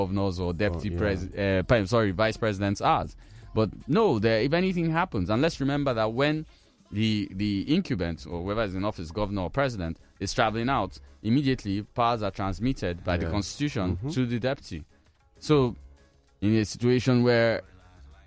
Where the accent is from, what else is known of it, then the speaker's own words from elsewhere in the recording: Zaria, Kaduna State, Nigeria; I grew up with him in Zaria.